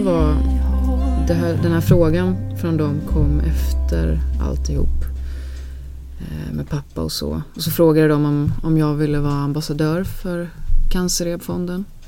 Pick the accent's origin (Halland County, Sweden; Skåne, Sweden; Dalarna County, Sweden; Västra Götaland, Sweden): Västra Götaland, Sweden; Alingsås; Vi är uppväxt på landet utanför Alingsås